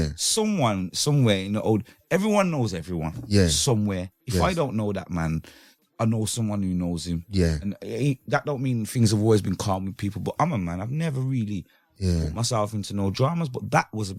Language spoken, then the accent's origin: English; Birmingham, West Midlands, United Kingdom; Growing up in Birmingham, in a strong, like, the gang era when it was smoky